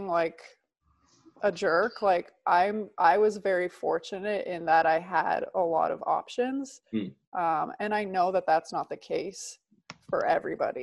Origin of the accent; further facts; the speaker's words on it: outside of Toronto, Ontario, Canada; moved away as an adult; also born or lived in Italy; So I grew up in Canada. I was living outside of Toronto